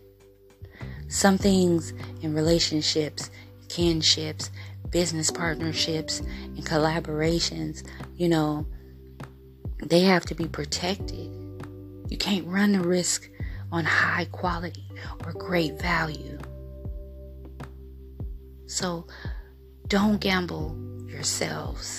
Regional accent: United States; I am from the States

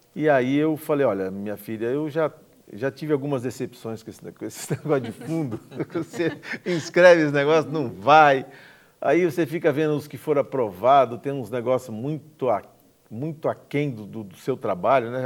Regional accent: Campo Grande, Mato Grosso do Sul, Brazil; also born or lived in Aquidauana; Cresci em Campo Grande, mas sou aqui da Onense, de, de, de nascença. mas desde dois anos de idade estou aqui em Campo Grande, me criei aqui

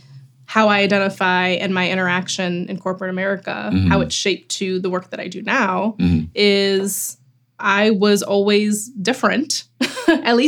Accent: Chicago, Illinois, United States; someone who grew up in Chicago in Rogers Park

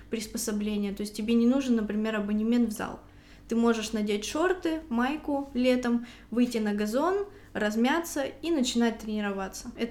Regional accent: Saint Petersburg, Russia; Я приехала из Санкт-Петербурга. Как там дела обстоят с домашним насилием? Я думаю, так же, как и по всей России

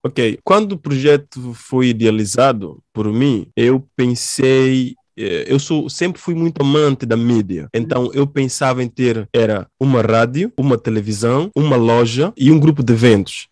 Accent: São Tomé & Príncipe; Sobre a minha infância em Santo Tomé e Príncipe. Eu tive uma infância muito difícil

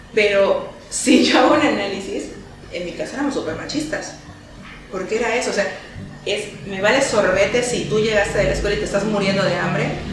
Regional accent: Mexico; nuestra cultura como mexicanos

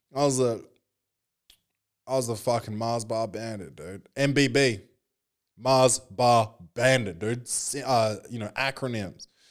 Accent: Australia; born or raised there

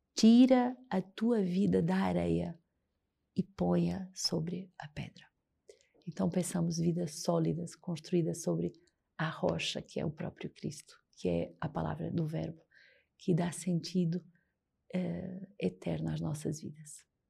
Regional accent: Portugal; moved away as an adult; now in Rio de Janeiro, Brazil

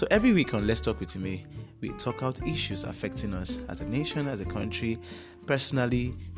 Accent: Nigeria; Being a Nigerian is a whole lot of stress.

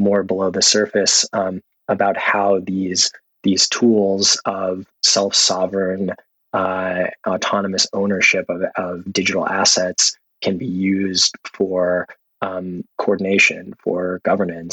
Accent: Austin, Texas, United States; I grew up in Austin, Texas

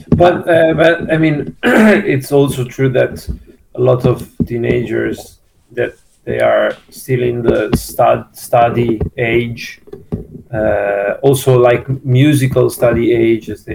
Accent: Milan, Lombardy, Italy; we are from Milan

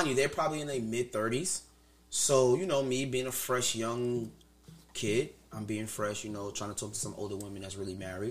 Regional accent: New Jersey, United States; now in Queens, United States; most of my childhood, I grew up in Jersey, too

